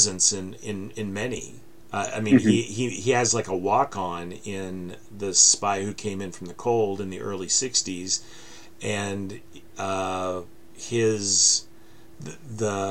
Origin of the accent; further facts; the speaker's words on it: United States; as an American